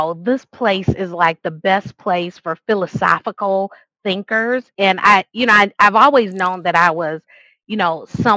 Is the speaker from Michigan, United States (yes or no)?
yes; Grand Rapids, Michigan, United States; So it is my hometown. So obviously there's some nostalgia there with growing up